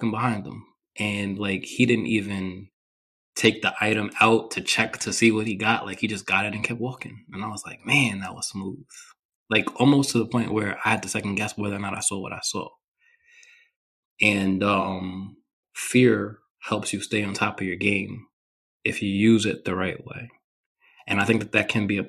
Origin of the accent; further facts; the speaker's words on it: New York, United States; I grew up in New York